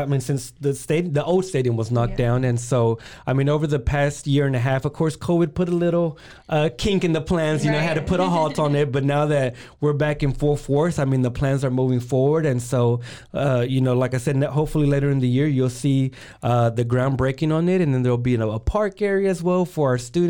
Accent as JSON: {"language": "English", "town": "Waco", "region": "Texas", "country": "United States", "tie": "born or raised there", "first_language": "Spanish", "second_language": "English", "said": "my parents are immigrants from Mexico, and so I'm a first-generation American. Growing up in a household where Spanish was my firs"}